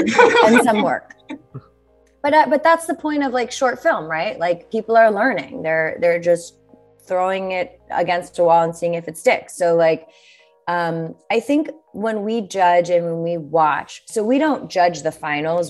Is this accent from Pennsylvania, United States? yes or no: yes; Bethlehem, Pennsylvania, United States; moved away as an adult; also born or lived in New York City; I grew up in Bethlehem, Pennsylvania, which is like an hour and 20 minutes outside of New York City.